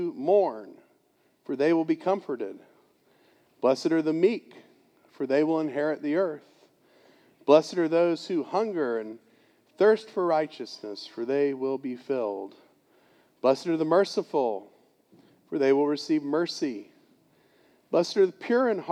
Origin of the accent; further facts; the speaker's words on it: Gainesville, Florida, United States; moved away; Gainesville, Florida, my hometown